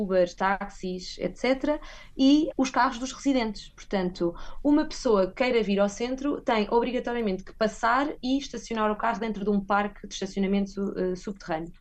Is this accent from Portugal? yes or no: yes; Guarda, Portugal; moved away as an adult; also born or lived in Lisbon; now in Madrid, Spain; eu, como sou da Guarda